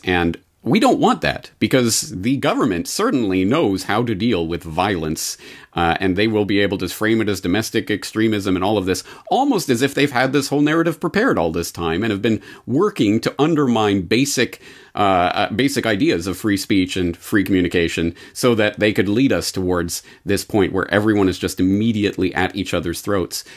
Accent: Canada; now in Japan; a Canadian living in Japan. When will I ever see my family in Canada again

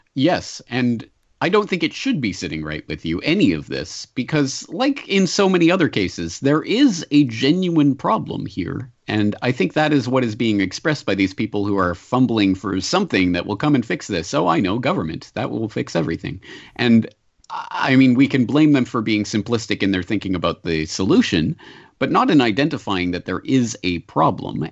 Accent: Canada; as a Canadian

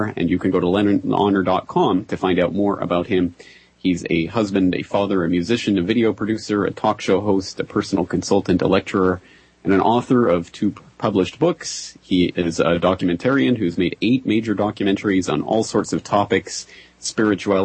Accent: Alberta, Canada; moved away as an adult; also born or lived in Ireland; now in Japan; I am a Canadian by birth, and grew up and raised in Alberta, Canada. And I spent my entire life there until I was about 21, 22

